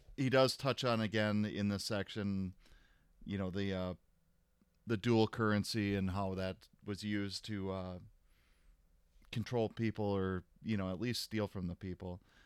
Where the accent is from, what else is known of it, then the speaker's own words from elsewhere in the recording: Florida, United States; as a child, I grew up in Florida.